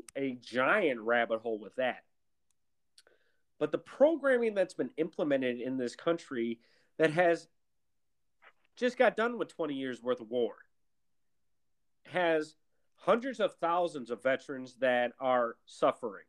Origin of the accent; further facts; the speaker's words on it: Milwaukee, Wisconsin, United States; I grew up in Milwaukee, Wisconsin, a very segregated city